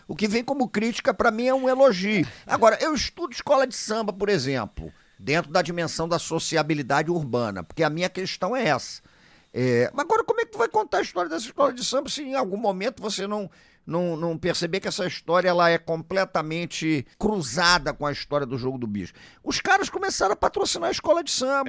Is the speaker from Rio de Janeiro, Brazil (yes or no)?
yes; Rio de Janeiro, Brazil; Eu sou do Rio de Janeiro